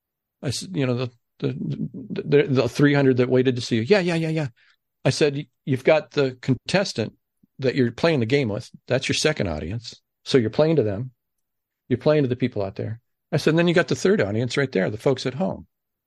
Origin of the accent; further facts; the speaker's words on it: Ohio, United States; I grew up just outside of Cleveland, a couple minutes.